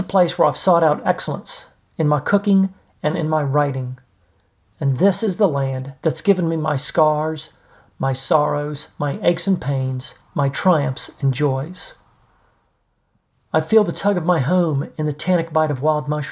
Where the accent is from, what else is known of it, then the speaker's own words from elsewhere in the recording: New Orleans, Louisiana, United States; moved away as an adult; now in Piedmont, United States; I was born in New Orleans, one of our country's great cities